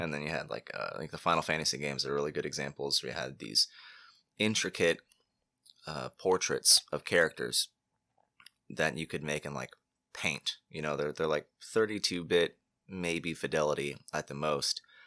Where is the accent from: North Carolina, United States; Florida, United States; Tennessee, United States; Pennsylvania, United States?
Florida, United States; Cape Canaveral; also born or lived in Titusville, Florida; I grew up in Cape Canaveral